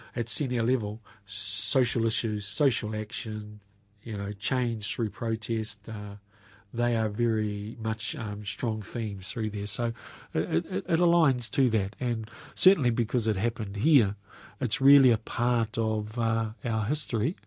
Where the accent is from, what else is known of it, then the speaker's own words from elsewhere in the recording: Waipukurau, Hawke's Bay, New Zealand; also born or lived in Auckland; grew up in central Hawke's Bay